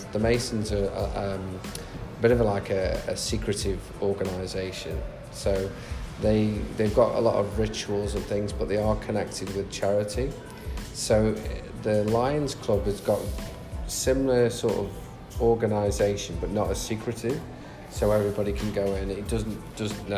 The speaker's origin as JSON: {"language": "English", "country": "United Kingdom", "moved": "yes", "lives_now": "Australia", "said": "I'm from the UK originally."}